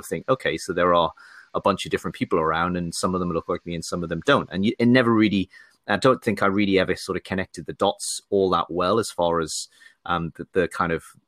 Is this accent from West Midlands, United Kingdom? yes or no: no; Newcastle, North East England, United Kingdom; also born or lived in Sunderland; And then I grew up basically in Newcastle, which is, pretty much the same from an accent perspective, but very much not the same from a footballing perspective.